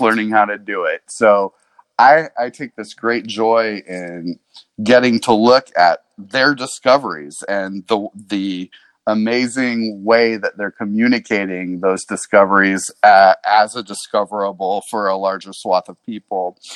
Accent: Ojai, California, United States; I was born in the Ojai Hospital

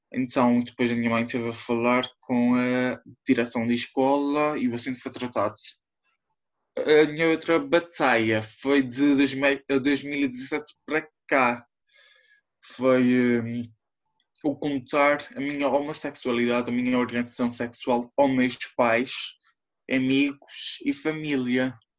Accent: São Miguel Island, Azores, Portugal; sou da IA de São Miguel

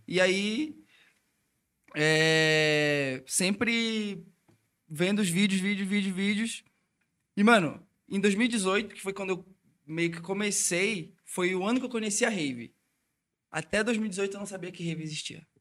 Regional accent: Belém, Pará, Brazil; eu sou de Belém do Pará

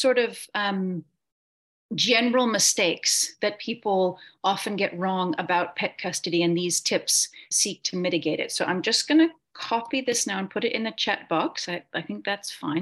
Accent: Portland, Oregon, United States; moved away as an adult; now in Cape Town, South Africa; I am originally from Oregon in the States. I grew up in Portland

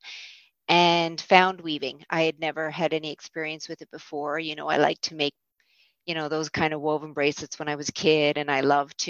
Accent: St. John's, Newfoundland and Labrador, Canada; I am from St. John's. I grew up in St. John's in the West End and now live downtown.

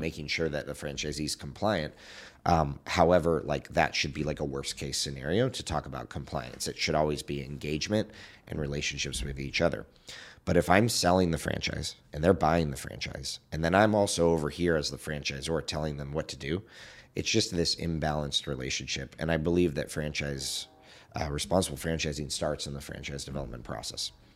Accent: Southern California, United States; I grew up in Southern California

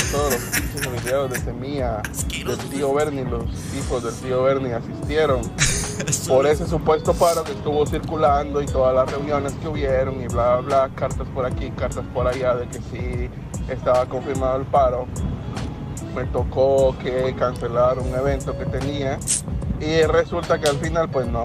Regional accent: Mazatenango, Suchitepéquez, Guatemala; yo soy de Mazatenango.

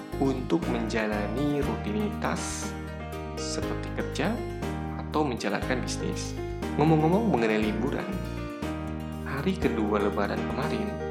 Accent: Ciamis, West Java, Indonesia; UMKM di daerah saya, Ciamis, Jawa Barat

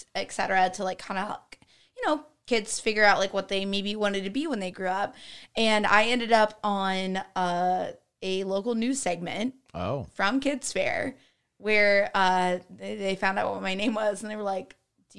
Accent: Fort Wayne, Indiana, United States; Legitimately, when I was about 8 or 9, I grew up in Fort Wayne.

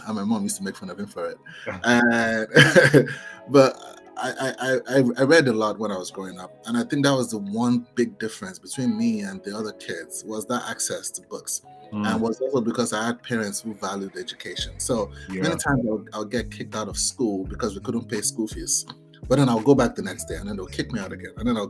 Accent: Lagos, Nigeria; Yes, I grew up in Lagos.

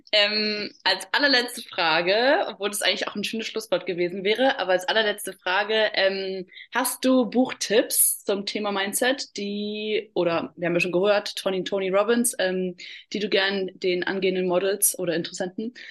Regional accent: Austria; Sagen wir ja. bei uns in Österreich.

